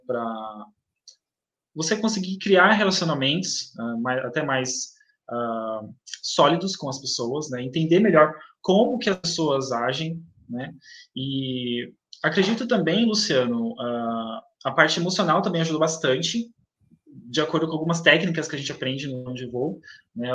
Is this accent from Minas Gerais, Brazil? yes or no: no; Itaquaquecetuba, São Paulo, Brazil; Nasci em São Paulo, ah, mas cresci aqui na cidade de Itacoaquecetuba